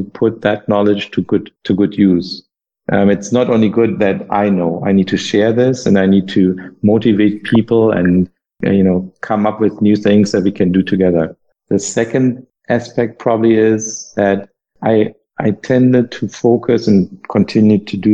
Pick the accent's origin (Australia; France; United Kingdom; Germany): Germany; English is a second language; moved away as an adult; also born or lived in United States; I was able to explore my home country again after having been away for 7 years